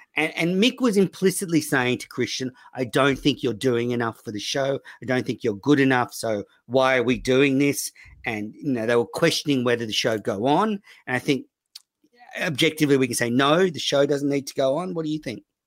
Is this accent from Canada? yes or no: no; Sydney, New South Wales, Australia; I was from Sydney